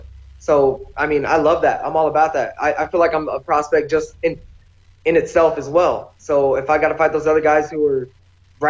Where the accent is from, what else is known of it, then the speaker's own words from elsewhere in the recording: Boise, Idaho, United States; moved away as an adult; now in Las Vegas, United States; my hometown people